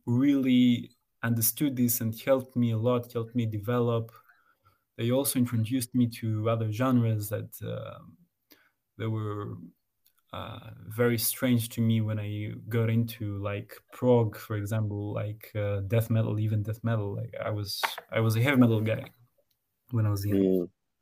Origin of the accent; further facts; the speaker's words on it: Greece; now in Thessaloniki, Greece; we were together in other bands in my hometown before I moved into Saloniki